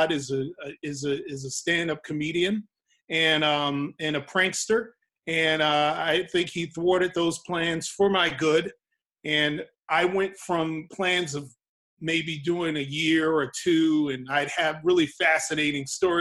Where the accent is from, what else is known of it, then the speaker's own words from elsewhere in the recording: New York City, New York, United States; I'm a very fortunate New York native, born and bred in New York City. I'm a Harlemite